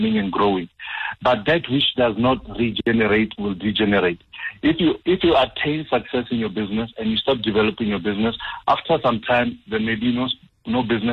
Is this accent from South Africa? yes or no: yes; Limpopo, South Africa; moved away; I actually went to visit the folks, so it was extra hot because I'm from Limpopo